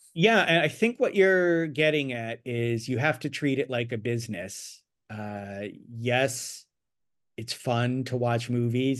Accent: Annapolis, Maryland, United States; moved away as an adult; also born or lived in Ithaca, New York; now in Los Angeles, United States; I grew up near Annapolis, Maryland

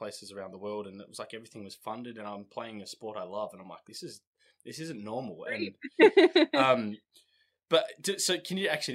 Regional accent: Australia; we come from Australia

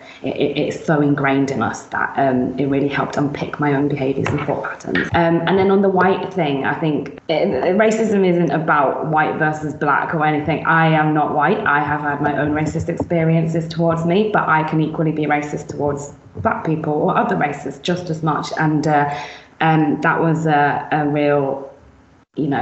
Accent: Brighton, South East England, United Kingdom; moved away as an adult; now in Manchester, United Kingdom; born in Brighton, which is where I grew up

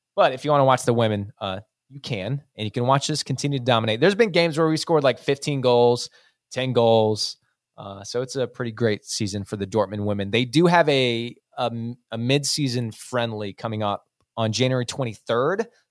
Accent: United States; an American, like we are

